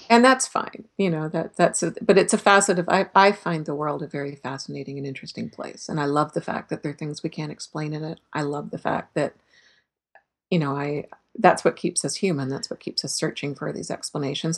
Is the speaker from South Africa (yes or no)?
no; Canada; as a Canadian